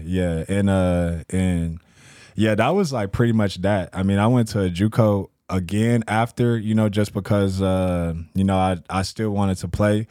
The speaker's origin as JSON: {"language": "English", "town": "San Antonio", "region": "Texas", "country": "United States", "moved": "yes", "lives_now": "Spokane, United States", "said": "I'm from San Antonio, Texas"}